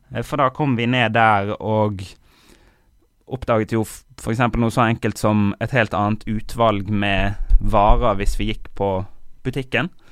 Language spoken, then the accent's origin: Norwegian; Bergen, Vestland, Norway; moved away; also born or lived in Kongsberg; vi har pleid å være annethvert år hjemme i Bergen